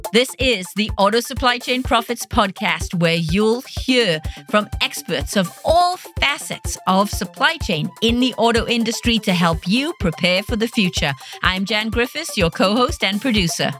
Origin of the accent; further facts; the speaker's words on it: United Kingdom; I'm a Brit